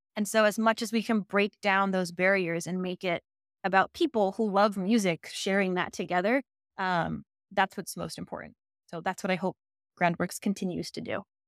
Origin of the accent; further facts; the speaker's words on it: Colorado, United States; now in Dallas, United States; I grew up in Colorado